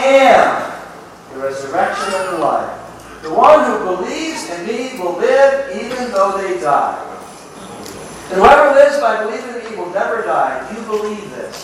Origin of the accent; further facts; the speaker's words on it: Southern California, United States; I'm saying y'all tonight because I'm from Southern California